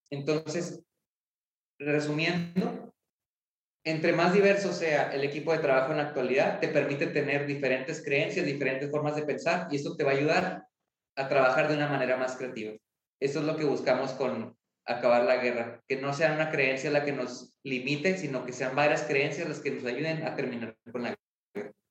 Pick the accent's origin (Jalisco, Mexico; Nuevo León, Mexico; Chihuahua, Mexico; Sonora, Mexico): Chihuahua, Mexico; Ciudad Juárez; yo soy de Ciudad Juárez, estamos en Ciudad Juárez.